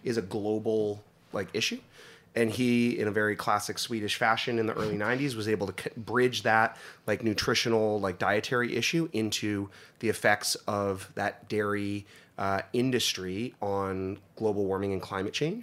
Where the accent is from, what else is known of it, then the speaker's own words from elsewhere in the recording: Northeast Pennsylvania, United States; moved away; I grew up in Northeast Pennsylvania